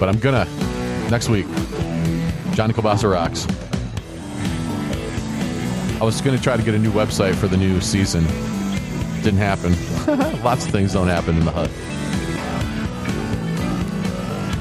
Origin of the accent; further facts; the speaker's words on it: Ohio, United States; moved away; my home state of Ohio